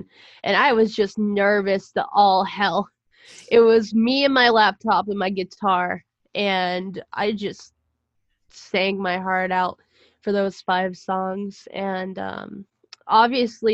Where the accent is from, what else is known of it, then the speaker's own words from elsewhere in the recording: Pittsburgh, Pennsylvania, United States; moved away as an adult; I was in my hometown in Pittsburgh over the summer, because I go home from school